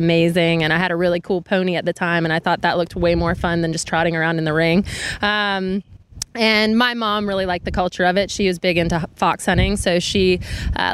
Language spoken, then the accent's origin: English; South Carolina, United States; I grew up in South Carolina